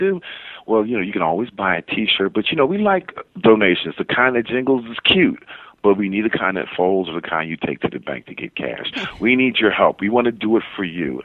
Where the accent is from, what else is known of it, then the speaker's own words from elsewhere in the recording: Philadelphia, Pennsylvania, United States; now in Sacramento, United States; Prometheus Radio in Philadelphia, my hometown